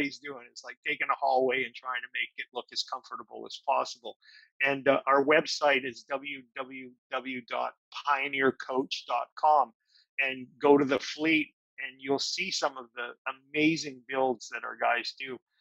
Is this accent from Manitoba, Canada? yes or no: yes; Winnipeg, Manitoba, Canada; also born or lived in Toronto, Canada; now in Nashville, United States; I come from Winnipeg